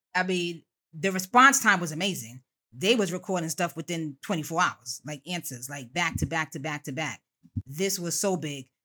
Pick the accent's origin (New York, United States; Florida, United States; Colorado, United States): New York, United States; New York City; I represent all things Bronx. It's your girl …. I hail from Co-op City, Section Five